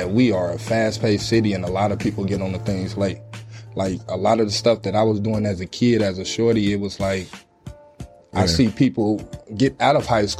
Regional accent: Chicago, Illinois, United States; It is. I'm sure it's probably the same thing, man. Chicago's rough. It's a tough city. You got to have thick skin.

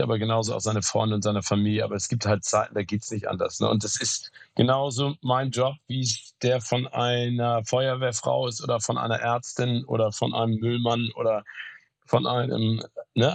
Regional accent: Hamburg, Germany; also born or lived in Phoenix, Arizona, United States; weg aus meiner Heimat Hamburg

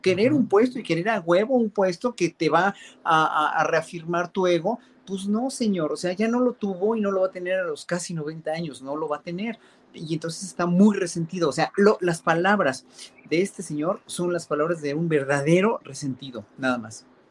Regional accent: Mexico; nosotros no teníamos la costumbre como mexicanos

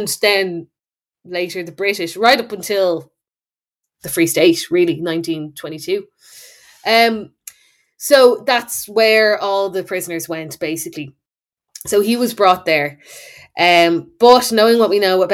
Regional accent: Bray, Leinster, Ireland; I'm from Wicklow. I'm from Bray.

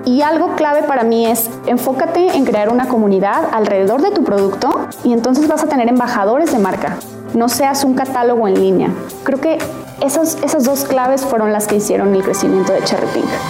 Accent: Guadalajara, Jalisco, Mexico; soy de Guadalajara, Jalisco

